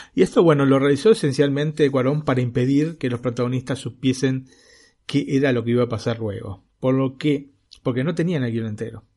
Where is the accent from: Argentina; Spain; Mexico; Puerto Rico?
Argentina; now in Italy; yo como argentino